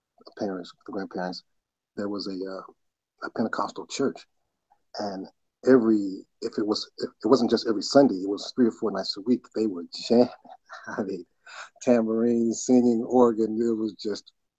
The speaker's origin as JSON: {"language": "English", "town": "Cincinnati", "region": "Ohio", "country": "United States", "tie": "born or raised there", "also_born_or_lived": "Cheyenne, Wyoming / Louisville, Kentucky", "said": "Cincinnati is where my formative years, as they say, my growing up"}